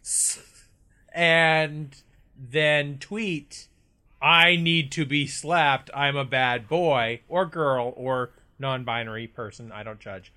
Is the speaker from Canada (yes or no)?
yes; Canada; we are Canadian